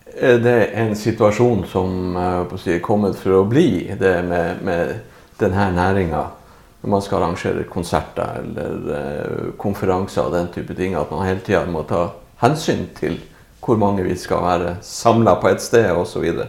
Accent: Narvik, Nordland, Norway; vi er jo fra Narvik

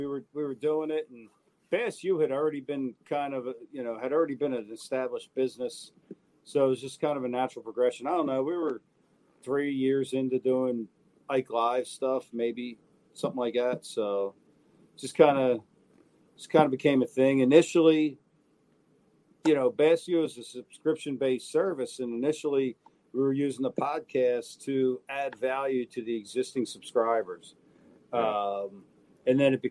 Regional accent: New Jersey, United States; I'm from Jersey.

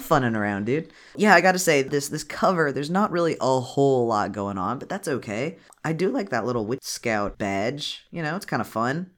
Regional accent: United States; we're from America

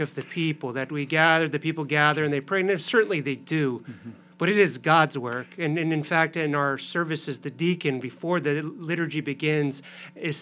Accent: Arizona, United States; now in Youngstown, United States; I grew up in Arizona

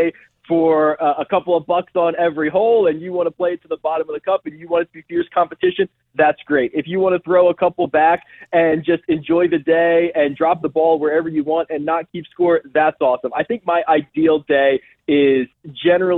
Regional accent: outside of Philadelphia, Pennsylvania, United States; Growing up outside of Philadelphia in high school

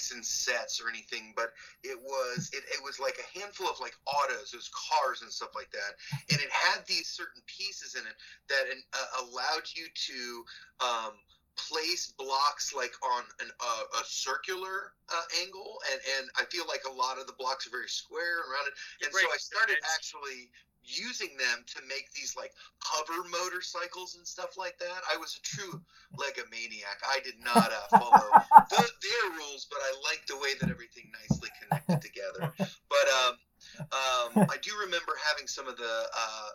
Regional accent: Bloomington, Indiana, United States; When I moved from Bloomington or from Indianapolis to Bloomington

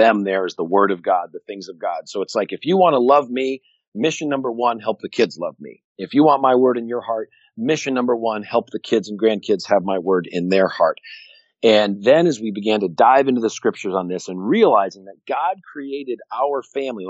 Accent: Connecticut, United States; I grew up in Connecticut

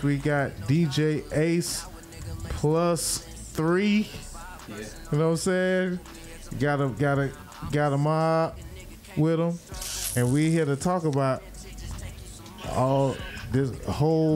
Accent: Miami, Florida, United States; I'm from Miami

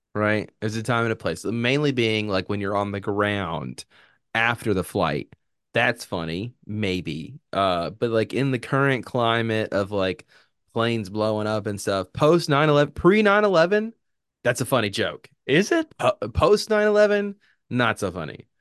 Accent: United States

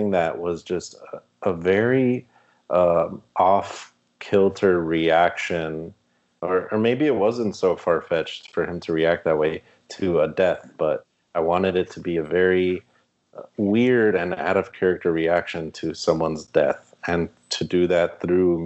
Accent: Miami, Florida, United States; we're from Miami

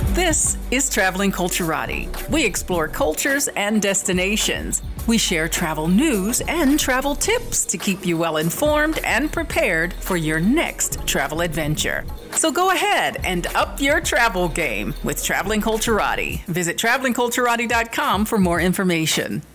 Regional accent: East Coast, United States; we're from the East Coast

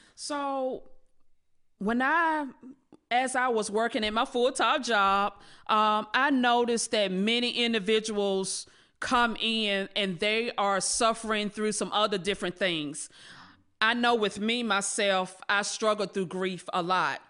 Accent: Rocky Mount, North Carolina, United States; I was born and raised in Rocky Mountain, North Carolina.

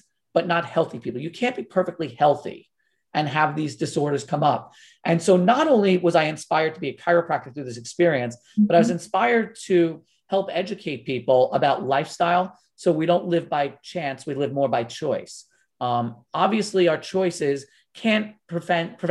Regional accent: Long Island, New York, United States; growing up on Long Island, New York

